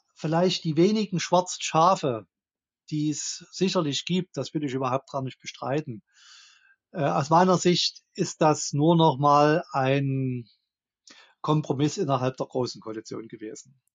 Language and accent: German; Dresden, Saxony, Germany; ich komme aus Dresden. Hier ist auch mein Wahlkreis